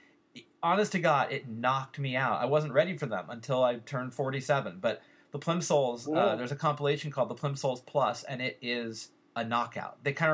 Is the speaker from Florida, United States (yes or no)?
no; Bay Area, California, United States; growing up in the Bay Area in the 80s